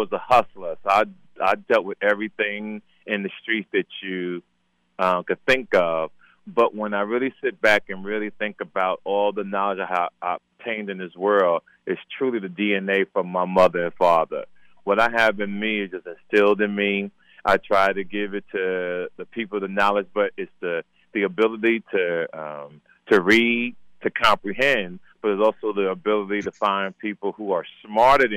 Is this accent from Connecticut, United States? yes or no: no; Jersey City, New Jersey, United States; moved away; also born or lived in Compton, California; by Jersey City by way of Compton, California. I'm not originally from Compton.